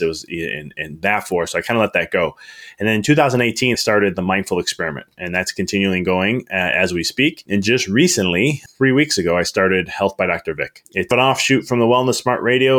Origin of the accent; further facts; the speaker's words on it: Chicago, Illinois, United States; moved away as an adult; now in Knoxville, United States; I'm from Chicago originally, and I moved to Na-, Knoxville in December